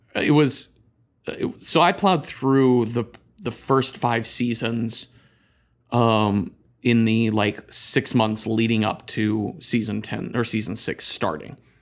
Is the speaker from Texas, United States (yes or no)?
yes; near Dallas, Texas, United States; I grew up near Dallas